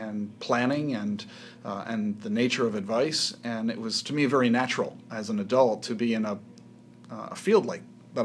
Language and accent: English; outside Philadelphia, New Jersey, United States; moved away; Grew up in South Jersey, outside Philadelphia